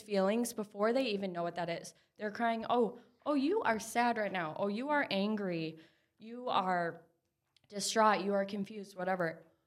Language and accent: English; Minneapolis, Minnesota, United States; I grew up in Minneapolis.